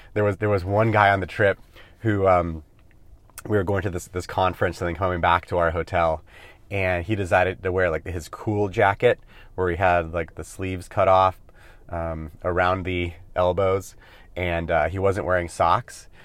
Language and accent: English; California, United States; also born or lived in Hawaii; I grew up in California